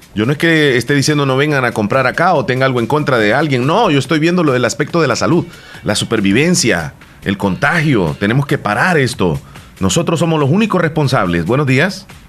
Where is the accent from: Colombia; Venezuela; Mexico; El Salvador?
El Salvador; Bolívar, La Unión; Mi pueblo es pequeñito, es, es quizá uno de los más pequeños de la zona, es el municipio de Bolívar